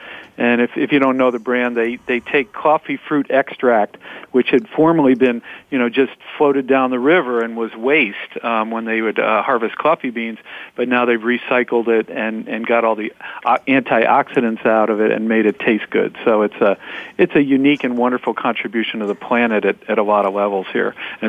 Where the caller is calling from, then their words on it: Norwalk, Connecticut, United States; Well, I'm at my innovation agency growth engine here in Norwalk, Connecticut